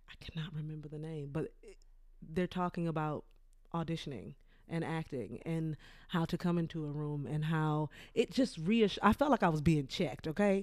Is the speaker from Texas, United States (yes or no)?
yes; Port Arthur, Texas, United States; moved away; I'm from Port Arthur, Texas.